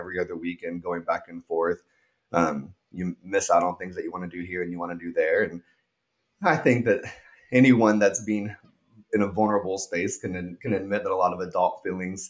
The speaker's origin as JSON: {"language": "English", "town": "Tulsa", "region": "Oklahoma", "country": "United States", "said": "I am originally just from Tulsa, Oklahoma"}